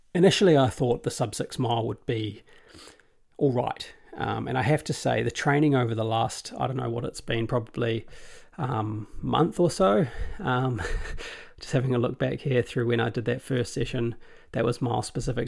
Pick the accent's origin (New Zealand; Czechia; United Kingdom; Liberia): New Zealand; as a New Zealander